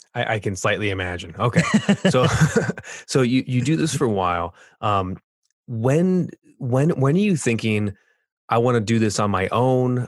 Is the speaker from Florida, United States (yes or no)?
no; Orange County, California, United States; moved away; also born or lived in Boulder, Colorado; I grew up in Orange County, California, but lived in uh, South